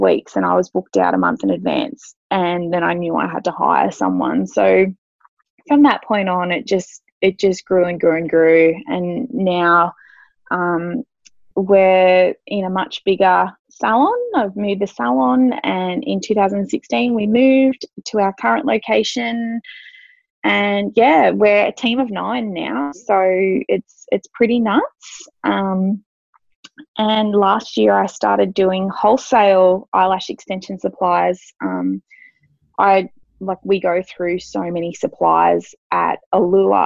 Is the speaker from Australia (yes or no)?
yes; Australia; also born or lived in Sydney; I got a job in a salon here in my hometown